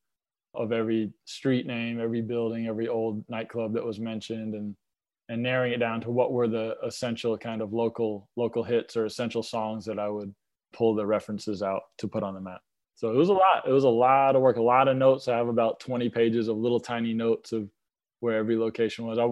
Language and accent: English; Lilburn, Georgia, United States; also born or lived in New York; I grew up in Lilburn, Georgia, went to high school up there